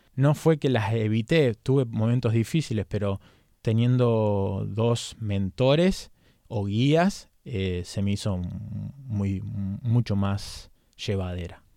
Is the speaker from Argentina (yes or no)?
yes; Argentina; moved away as an adult; now in United States; como un argentino